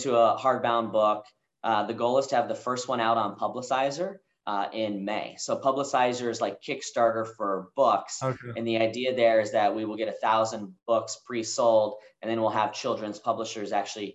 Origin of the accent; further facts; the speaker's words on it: Kansas City, United States; moved away as an adult; also born or lived in Denver, Colorado; now in Dallas-Fort Worth, United States; So I moved away from Kansas City. You know, that's where I went to high school. I consider that to be home.